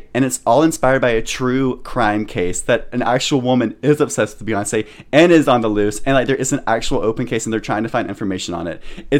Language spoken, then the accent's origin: English; United States; I'm from America